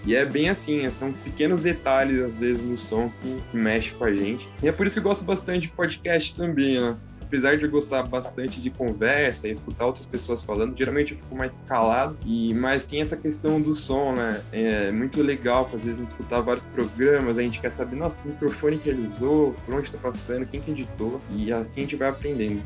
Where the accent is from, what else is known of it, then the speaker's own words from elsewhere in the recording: São Paulo, Brazil; Eu sou de São Paulo, aqui da Zona Sul